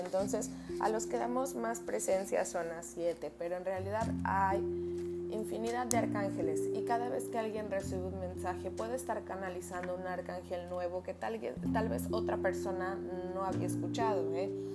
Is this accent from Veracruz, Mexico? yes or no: yes; Veracruz, Mexico; soy jarocha, ¿eh? Si ven que hablo, si escuchan que hablo así